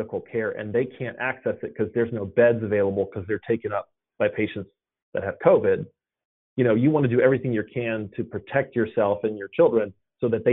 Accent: Atlanta, Georgia, United States; I was born and raised in Atlanta, and I live here now.

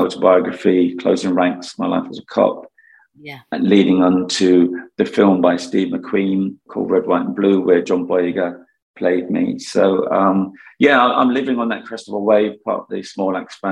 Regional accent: London, United Kingdom; also born or lived in Jamaica / Hackney; I was born in Islington and grew up there and a few years in Jamaica as a youngster, and then I finished my education in Hackney

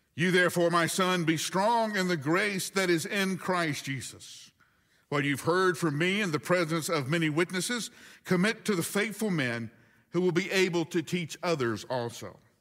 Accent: Huntsville, Alabama, United States; moved away as an adult; my hometown by an evening where seven tornadoes, count them, one, two, three, four, five, six, seven tornadoes hit Huntsville, Alabama

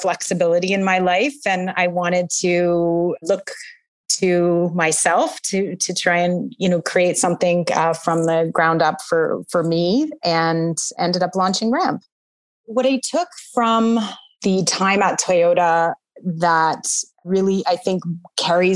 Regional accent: Southwestern Ontario, Canada; I grew up in Southwestern Ontario

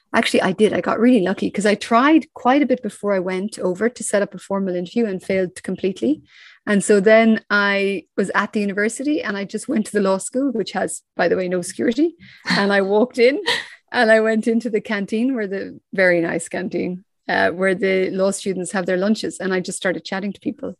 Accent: Ireland; I grew up in Ireland.

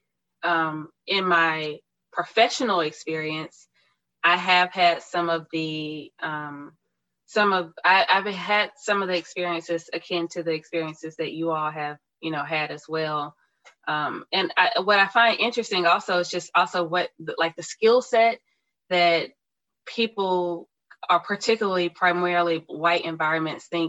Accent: Tuskegee, Alabama, United States; growing up in Tuskegee, Alabama, and then attending Tuskegee University

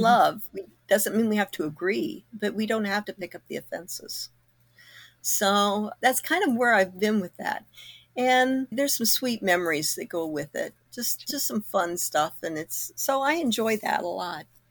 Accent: Kokomo, Indiana, United States; moved away; my hometown we moved away from Kokomo in nineteen seventy-two.

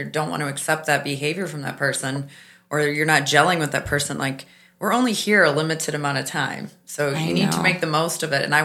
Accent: Midwest, United States; now in Palm Beach County, United States; I grew up in the Midwest

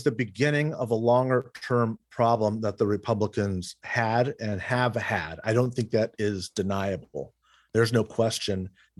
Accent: California, United States; it was the best time to be growing up in Glendale, Burbank, Pasadena area.

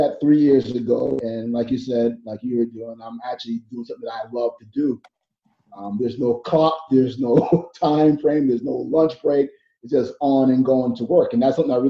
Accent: New York City, New York, United States; I was born and raised in Brooklyn my whole life, been there for like ever

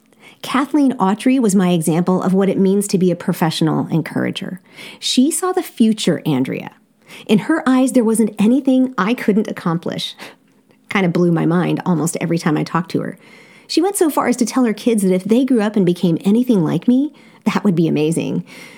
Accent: Seoul, South Korea; Growing up in Seoul, South Korea, I attended an amazing international school, Seoul Foreign School.

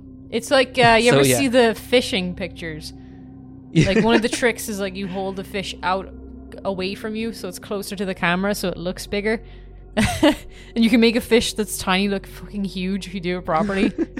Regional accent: Ireland; I feel like as Irish people

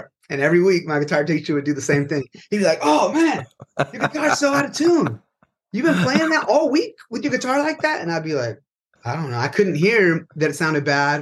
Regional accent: California, United States; from California.

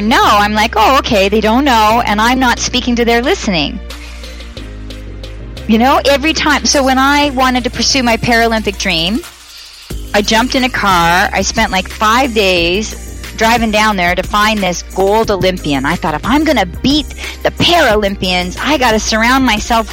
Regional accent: Toronto, Ontario, Canada; from Toronto

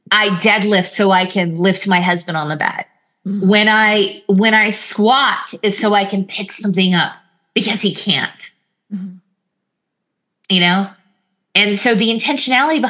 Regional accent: California, United States; we're Californian

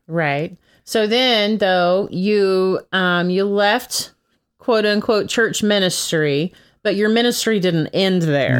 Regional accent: Texas, United States; I'm originally from Texas

